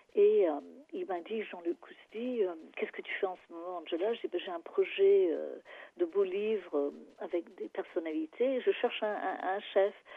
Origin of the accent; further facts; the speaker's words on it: England, United Kingdom; French is a second language; moved away as an adult; now in Paris, France; je suis anglaise